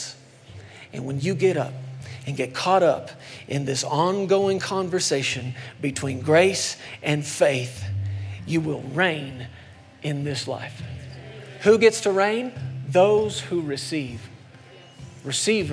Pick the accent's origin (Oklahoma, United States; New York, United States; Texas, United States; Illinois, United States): Texas, United States; moved away; I grew up in Texas for a long time as a kid